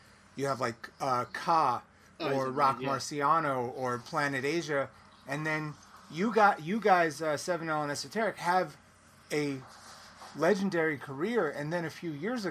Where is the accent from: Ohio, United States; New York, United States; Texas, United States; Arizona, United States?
New York, United States; New York City; I'm from Brooklyn, born and raised